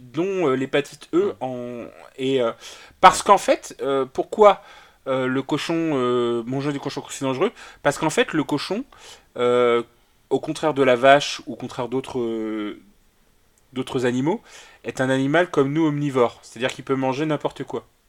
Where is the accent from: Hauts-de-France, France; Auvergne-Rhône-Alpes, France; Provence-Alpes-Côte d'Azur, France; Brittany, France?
Brittany, France; je suis un breton déficient